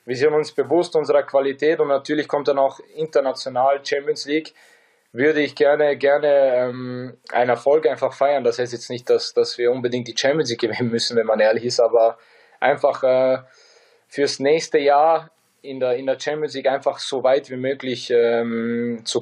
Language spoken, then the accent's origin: German; Bosnia & Herzegovina; Äh, mit 37 so, so Leistungen abzuliefern als, als Bosnier, es macht einfach, es macht einfach ähm, jeden stolz bei uns.